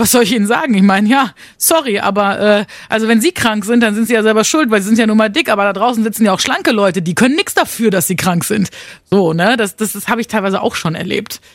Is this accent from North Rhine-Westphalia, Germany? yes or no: yes; Münster, North Rhine-Westphalia, Germany; Wir kommen beide aus NRW, aus Münster